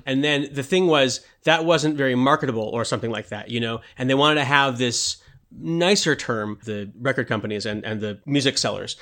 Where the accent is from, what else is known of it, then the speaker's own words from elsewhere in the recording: United States; I grew up in America